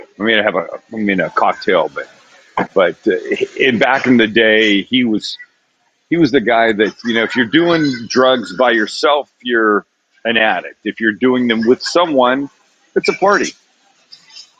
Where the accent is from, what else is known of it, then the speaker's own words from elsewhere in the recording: Vancouver, British Columbia, Canada; now in United States; Vancouver, Canada